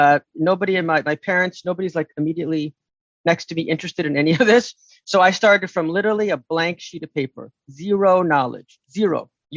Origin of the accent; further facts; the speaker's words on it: United States; I grew up in America in the 60s and 70s, right? I'm in my 50s, so I'm a little bit older for most second generation people. My parents came in the 60s. They're immigrants. I'm American.